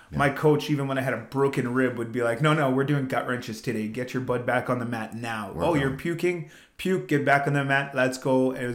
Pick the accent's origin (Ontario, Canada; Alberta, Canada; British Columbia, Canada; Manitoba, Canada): Alberta, Canada; Then you hit junior high in Alberta and now it's not cool anymore.